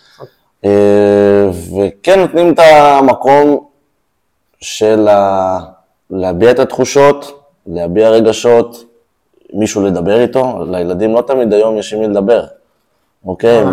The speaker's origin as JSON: {"language": "Hebrew", "country": "Israel", "tie": "born or raised there", "said": "נולדתי פה, הוריי גרו פה, נולדו פה, אוקיי. סבא okay. וסבתא שלי הקימו את הקיבוץ"}